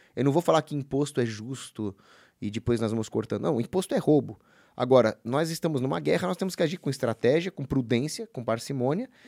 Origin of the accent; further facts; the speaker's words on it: Brazil; Eu sou brasileiro